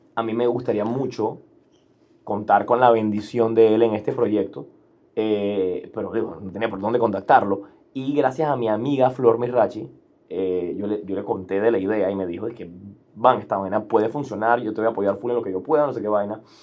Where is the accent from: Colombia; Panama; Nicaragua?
Panama; crecimos como los panameños con un sentimiento kinda antigringoide